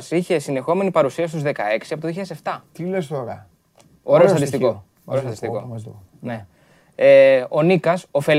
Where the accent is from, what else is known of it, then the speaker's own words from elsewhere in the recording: Corfu, Ionian Islands, Greece; Όχι, είμαι από την Κέρκυρα. Την Κέρκυρα.